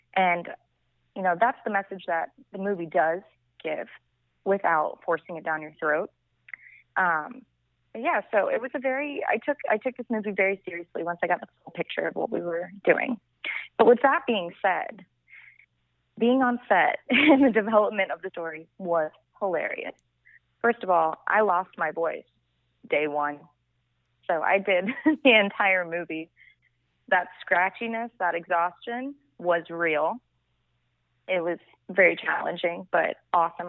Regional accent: Vero Beach, Florida, United States; moved away as an adult; also born or lived in Miami, Florida; now in Los Angeles, United States; I'm from Vero Beach, Florida, which is uh, like a small island town off the east coast of Florida

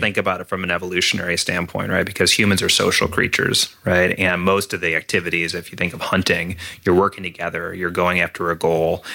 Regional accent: Minnesota, United States; I grew up in Minnesota

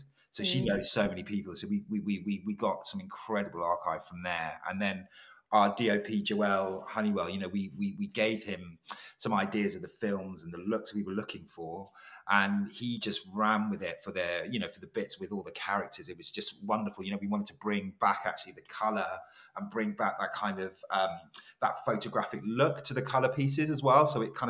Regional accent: Ghana; you know, we're both Ghanaian, it felt like the most, it felt like being in Accra.

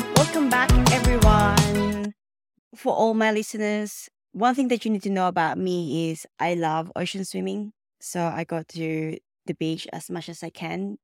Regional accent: Philippines; now in Melbourne, Australia; I was born in the Philippines

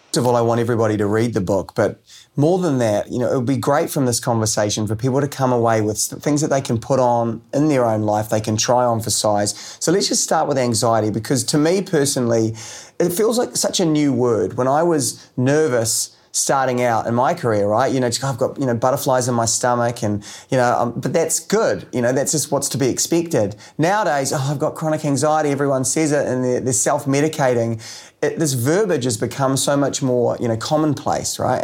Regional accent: New Zealand; as a Kiwi

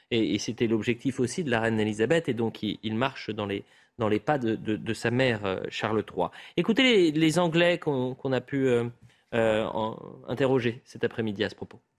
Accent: France; chez nous, en France

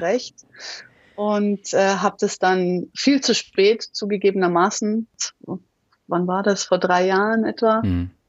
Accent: Munich, Bavaria, Germany; moved away; also born or lived in Australia; Ich bin in München geboren, die Alpen vor der Tür

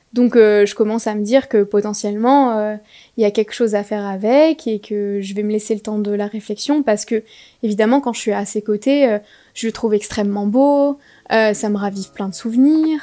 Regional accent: France; je suis française

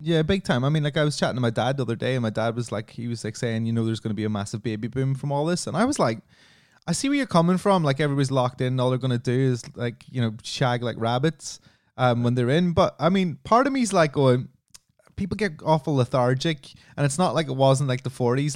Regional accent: Ireland; I come from Ireland

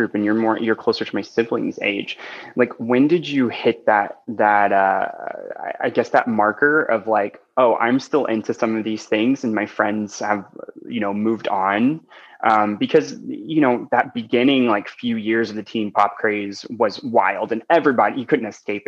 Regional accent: small town Arkansas, United States; moved away; I'm actually originally from small town Arkansas

